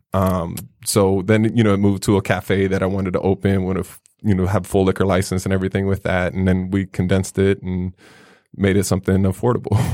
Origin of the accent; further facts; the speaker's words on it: Chicago, Illinois, United States; growing up in Chicago